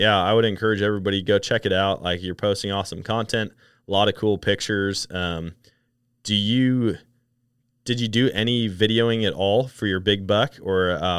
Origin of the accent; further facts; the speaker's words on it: Wisconsin, United States; Wisconsin, how can you not have fun? I can't wait to get back up there and hunt. I always love hunting my home state.